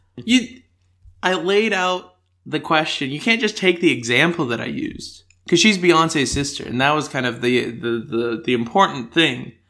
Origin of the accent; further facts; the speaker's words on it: United States; accent: American; now in Australia; my stronger American accent